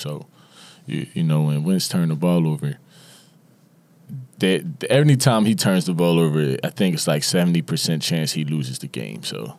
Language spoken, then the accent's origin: English; Philadelphia, Pennsylvania, United States; I'm from Philly.